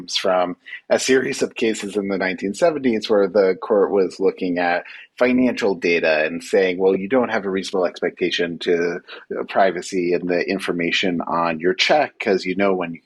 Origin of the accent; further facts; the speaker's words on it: New York City, New York, United States; I'm a New Yorker. I was here when that attack happened.